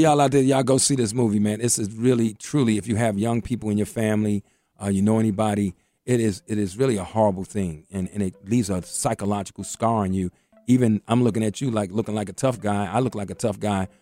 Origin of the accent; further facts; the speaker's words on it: Washington, District of Columbia, United States; I grew up in Mayfair Mansion, right across from Parkside. May, and, and Parkside was one of the roughest projects in D C